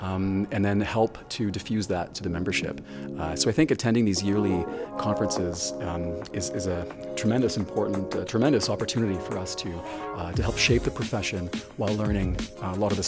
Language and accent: English; Lagos, Nigeria; So I was really fortunate in that I grew up in West Africa. I spent so much time in Nigeria. 8 years of my life I spent with my father in Lagos, Nigeria.